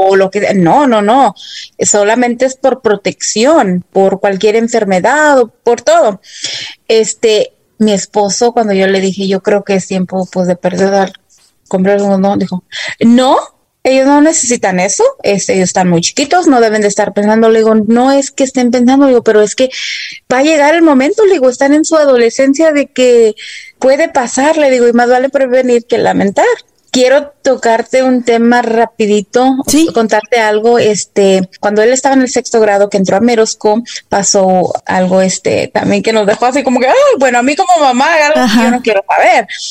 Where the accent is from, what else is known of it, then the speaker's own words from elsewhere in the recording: Dallas, Texas, United States; yo fui a la escuela aquí, crecí en Dallas, Texas